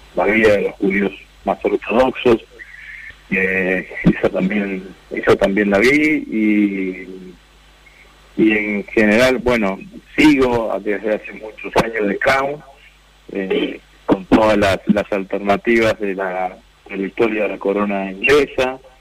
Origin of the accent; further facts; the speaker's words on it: Vera, Santa Fe, Argentina; mi pueblo, en Vera